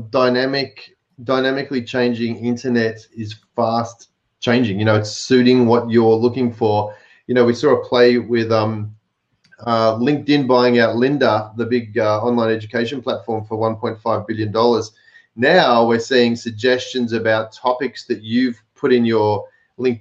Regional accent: Melbourne, Victoria, Australia; In Melbourne, my hometown

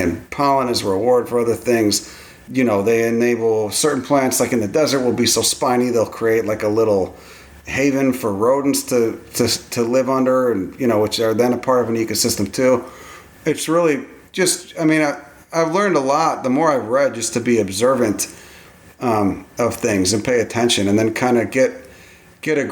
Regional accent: Chicago, Illinois, United States; I grew up in Chicago

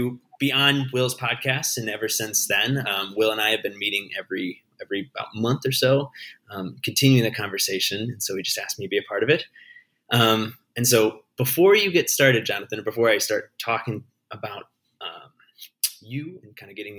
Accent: Cedar Rapids, Iowa, United States; I grew up in near Cedar Rapids

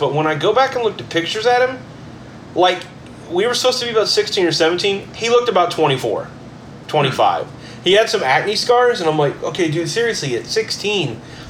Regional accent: Manvel, Texas, United States; I was from Manville

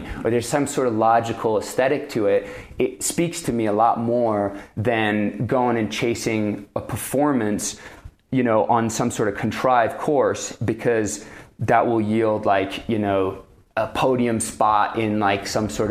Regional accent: France; also born or lived in Pacific Northwest; now in United States; when I first came to the U.S., I grew up in France

